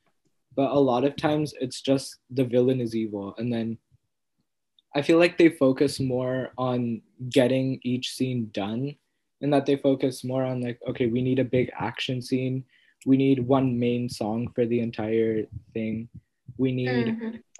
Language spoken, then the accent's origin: English; United States; being born and raised in America